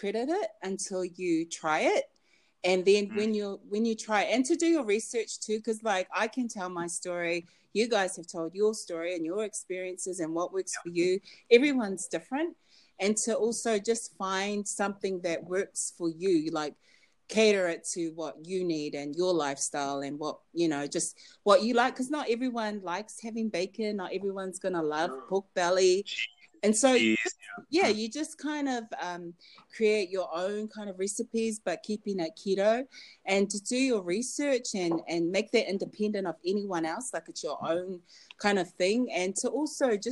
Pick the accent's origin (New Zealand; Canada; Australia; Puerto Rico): New Zealand; Auckland; I grew up in Auckland, New Zealand